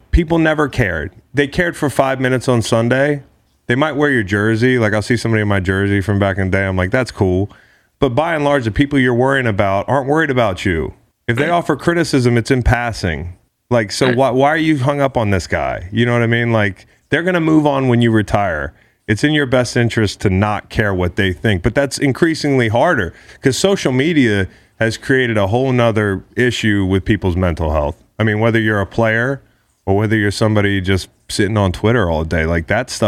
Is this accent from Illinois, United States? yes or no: no; Atlanta, Georgia, United States; now in Las Vegas, United States; I grew up in Atlanta